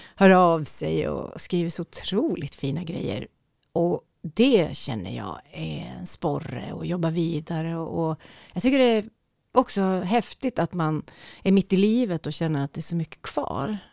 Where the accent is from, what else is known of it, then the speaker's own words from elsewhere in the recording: Njurunda, Västernorrland County, Sweden; also born or lived in Skönsmon, Sundsvall; jag är ju uppvuxen i Njurunda